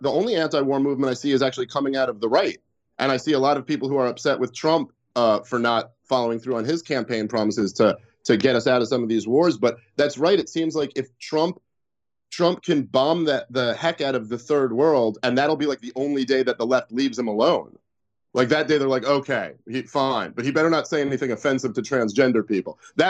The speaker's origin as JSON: {"language": "English", "town": "New York City", "region": "New York", "country": "United States", "tie": "born or raised there", "said": "growing up in Park Slope"}